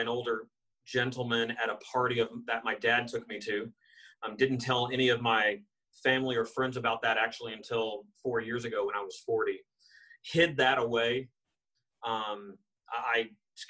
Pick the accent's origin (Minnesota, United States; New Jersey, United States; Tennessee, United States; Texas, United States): Texas, United States; Austin; I was born in Austin, Texas.